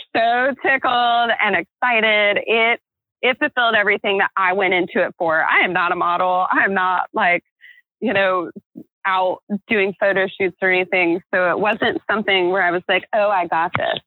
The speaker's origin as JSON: {"language": "English", "region": "Florida", "country": "United States", "tie": "born or raised there", "said": "I grew up in America with Jennifers and Christians"}